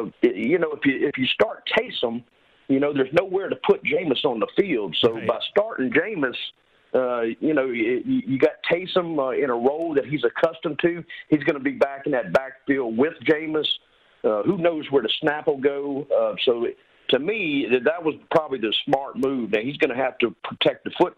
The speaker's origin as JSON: {"language": "English", "town": "Baton Rouge", "region": "Louisiana", "country": "United States", "tie": "born or raised there", "also_born_or_lived": "Las Vegas", "moved": "as an adult", "said": "I am born and bred from Baton Rouge, Louisiana. So I know how these people think down here. I'm one of them"}